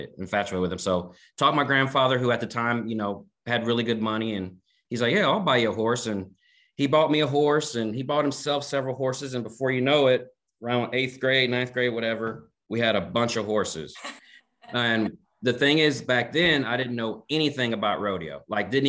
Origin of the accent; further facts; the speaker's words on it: Kansas City, Missouri, United States; I was born and raised in Kansas City, Missouri.